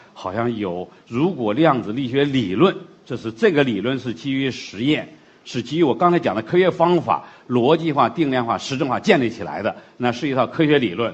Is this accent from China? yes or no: yes; China; 我们中国人的东西